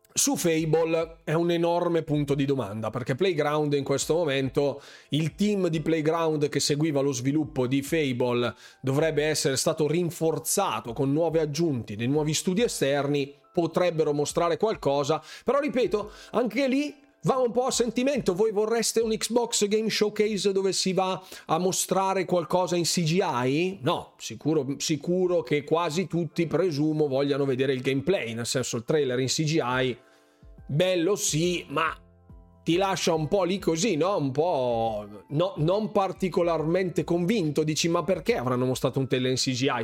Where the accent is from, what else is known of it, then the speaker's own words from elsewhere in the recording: Bergamo, Lombardy, Italy; accent: Bergamasque; qui a Bergamo nella mia terra